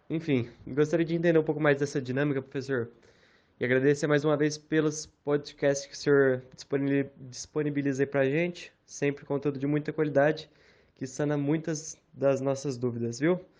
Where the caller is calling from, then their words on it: Franca, São Paulo, Brazil; Professor, sou aqui da cidade de Franca fica no interior do estado de São Paulo.